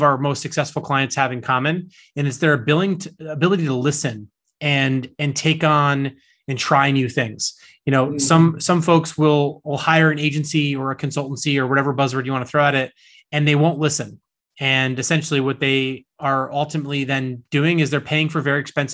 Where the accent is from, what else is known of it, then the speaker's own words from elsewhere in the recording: East Coast, United States; I grew up here on the East Coast in the States